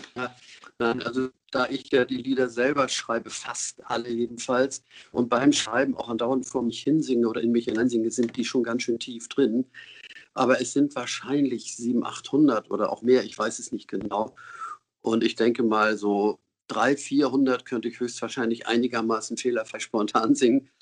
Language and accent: German; Hamburg, Germany; Ich bin 47 in Hamburg geboren, in Winterhude.